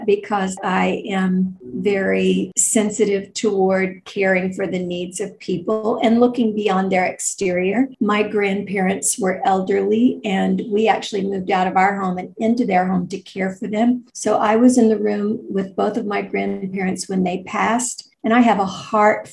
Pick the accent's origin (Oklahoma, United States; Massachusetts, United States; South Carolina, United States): Oklahoma, United States; Tulsa; I grew up in Tulsa, Oklahoma, on the outskirts of town, on 40 acres